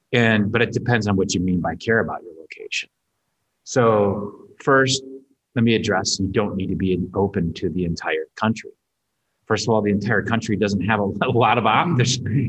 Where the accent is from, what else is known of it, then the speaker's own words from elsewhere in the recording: Minnesota, United States; I'm from Minnesota.